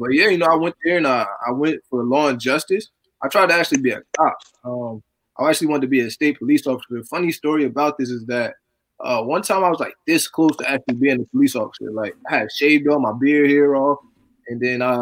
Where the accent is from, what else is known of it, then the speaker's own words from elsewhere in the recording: Paterson, New Jersey, United States; also born or lived in Virginia; I'm from Paterson, New Jersey. I originally was born in Virginia, but around 5 or 6, I actually moved up to Paterson, New Jersey.